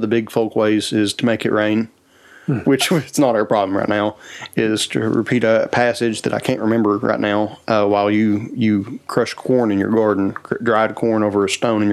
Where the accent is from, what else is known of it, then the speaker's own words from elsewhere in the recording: Appalachia, United States; as Appalachians